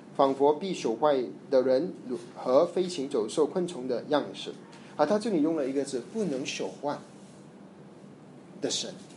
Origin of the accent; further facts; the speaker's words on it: Malaysia; 我在马来西亚成长，我们有很多印度教， 印度人